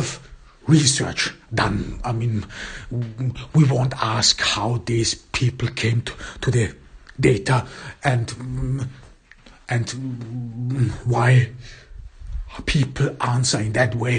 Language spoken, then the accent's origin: English; Austria; in my home country, in Austria